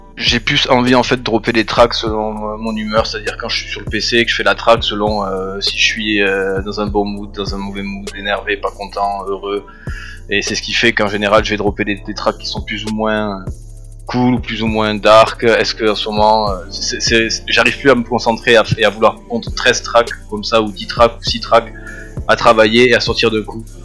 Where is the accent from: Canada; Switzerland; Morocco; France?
France; Toulouse, Occitania; je viens de Toulouse, je suis né en 87, donc du sud-ouest. J'ai grandi donc, dans l'est de Toulouse